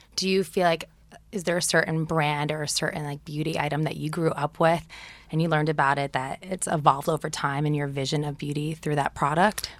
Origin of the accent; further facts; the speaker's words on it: New Jersey, United States; I grew up in New Jersey, too